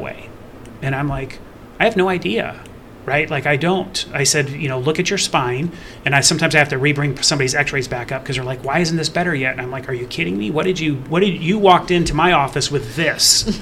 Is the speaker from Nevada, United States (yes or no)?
yes; Las Vegas, Nevada, United States; moved away as an adult; I grew up in Southern Nevada in the Las Vegas area